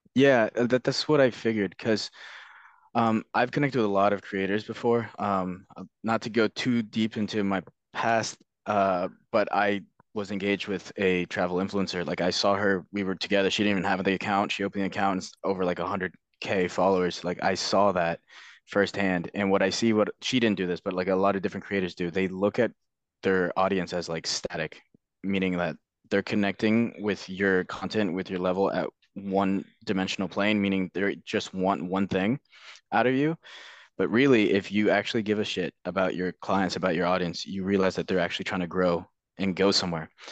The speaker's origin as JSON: {"language": "English", "region": "Northern Virginia", "country": "United States", "tie": "born or raised there", "also_born_or_lived": "London", "moved": "as an adult", "said": "I grew up in Virginia, Northern Virginia"}